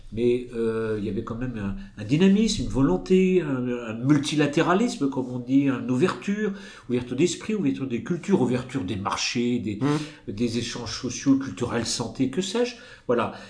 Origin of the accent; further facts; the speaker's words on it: France; chez nous en France